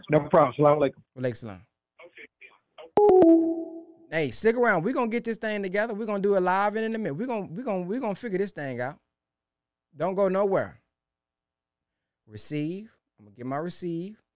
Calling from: Baton Rouge, Louisiana, United States; I'm calling from Baton Rouge, Louisiana.

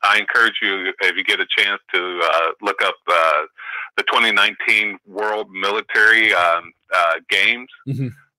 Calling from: Oakland, California, United States; from Oakland.

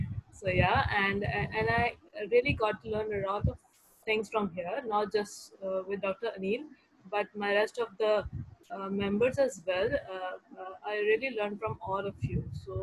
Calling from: Karachi, Sindh, Pakistan; Yeah. I'm joining in from Karachi.

